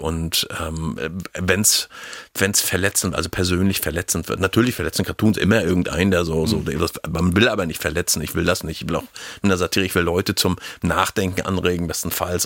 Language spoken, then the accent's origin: German; Schwerin, Mecklenburg-Vorpommern, Germany; also born or lived in Hagenow; ich bin in Hagenow geboren und bin nach äh, 30 Tagen in die nächstbeste Großstadt geflohen. Also ich sage immer Schwerin